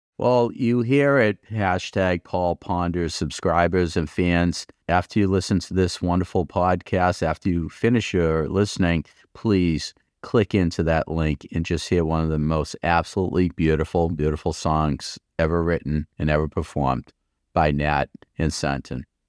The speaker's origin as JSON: {"language": "English", "town": "Malden", "region": "Massachusetts", "country": "United States", "tie": "born or raised there", "said": "I'm born and brought up in Malden"}